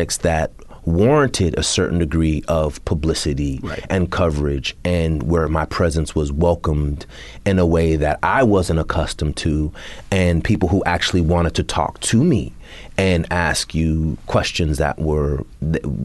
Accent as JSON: {"language": "English", "area": "Bay Area", "region": "California", "country": "United States", "said": "I'm from the Bay Area"}